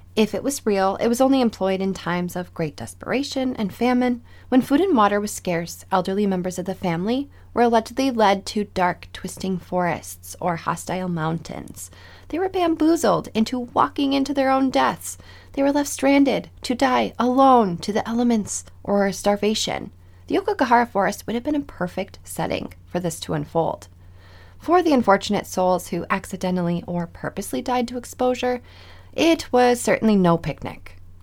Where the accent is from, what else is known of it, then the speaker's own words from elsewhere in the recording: Midwest, United States; I'm from the Midwest